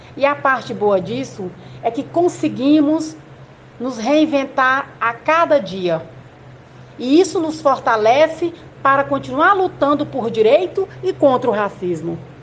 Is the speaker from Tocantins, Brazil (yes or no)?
yes; Porto Nacional, Tocantins, Brazil; also born or lived in Palmas, Brazil; nasci em Porto Nacional. Esse casal tiveram seis filhos, tive uma infância muito humilde